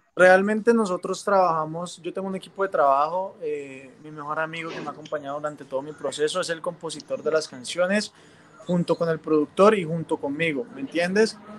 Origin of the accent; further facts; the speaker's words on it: Cali, Valle del Cauca, Colombia; como buen caleño me encanta la salsa